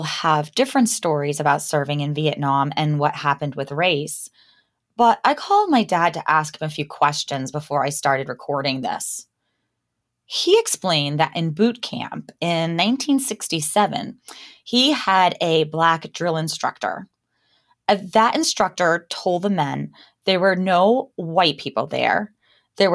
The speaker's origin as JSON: {"language": "English", "region": "Down East Maine", "country": "United States", "tie": "born or raised there", "also_born_or_lived": "New York City", "said": "I was born in New York City, but I grew up in Down East Maine."}